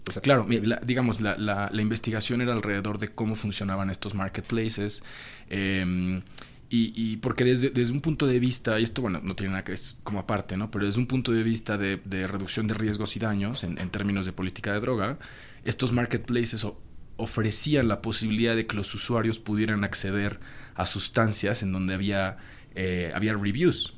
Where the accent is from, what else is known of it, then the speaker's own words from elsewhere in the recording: Mexico; soy, soy de México